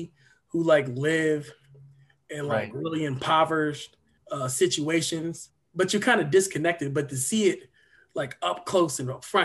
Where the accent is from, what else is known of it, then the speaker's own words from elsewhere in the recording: Dover, Delaware, United States; I grew up in Dover, Delaware